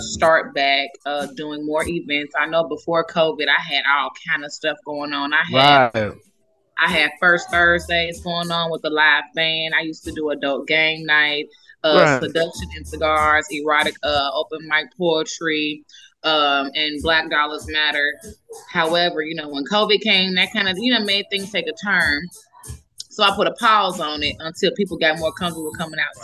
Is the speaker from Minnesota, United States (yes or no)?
no; Chicago, Illinois, United States; moved away; I'm from Chicago